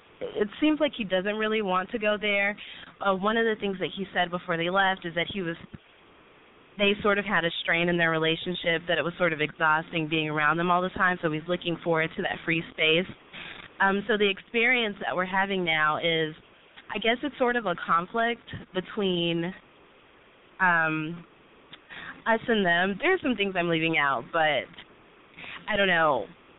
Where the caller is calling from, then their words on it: Dallas, Texas, United States; I am 24 years old. I actually just turned 24 … I'm in Dallas.